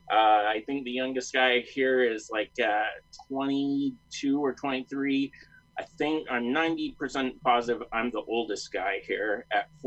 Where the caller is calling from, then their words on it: Layton, Utah, United States; Um, Layton, Utah. It's about uh, 20, 30 miles north of Salt Lake.